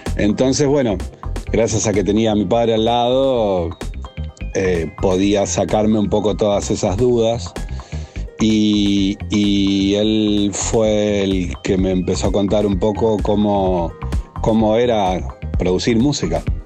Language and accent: Spanish; Rosario, Santa Fe, Argentina; Soy nacido en Rosario, Argentina